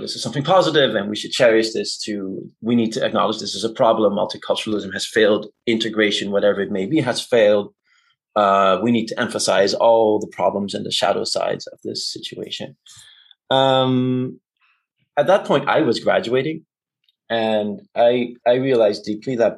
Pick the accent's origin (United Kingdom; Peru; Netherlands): Netherlands; Amsterdam, North Holland; English is a second language; I grew up in Amsterdam